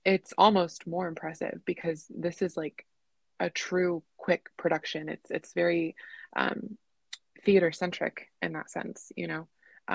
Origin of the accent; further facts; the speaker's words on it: Orlando, Florida, United States; growing up in Orlando